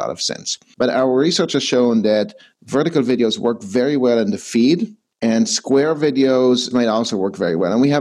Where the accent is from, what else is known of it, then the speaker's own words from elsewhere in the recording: Israel; moved away as an adult; also born or lived in Canada; I was born and raised in Israel to a Canadian mom and an Israeli dad